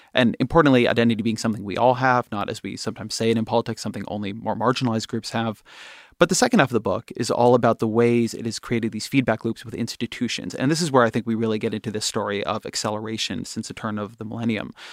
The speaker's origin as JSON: {"language": "English", "region": "California", "country": "United States", "said": "I'm Jewish, I'm a Californian, I'm a father"}